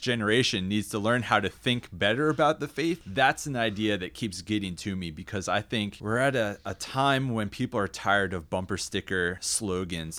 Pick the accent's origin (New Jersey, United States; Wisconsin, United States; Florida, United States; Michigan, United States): New Jersey, United States; I was raised in South Jersey, down by the beach